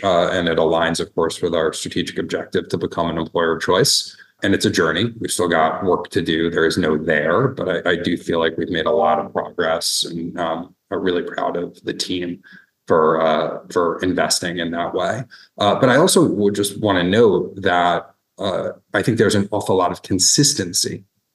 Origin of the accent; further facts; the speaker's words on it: New York, United States; moved away as an adult; now in Toledo, United States; I'm originally from New York